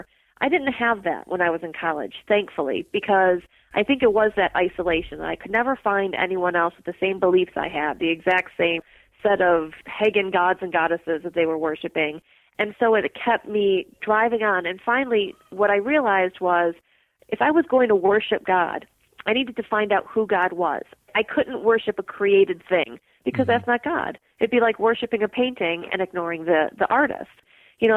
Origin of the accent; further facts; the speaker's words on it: Midwest, United States; moved away as an adult; also born or lived in Mississippi; I grew up in the Midwest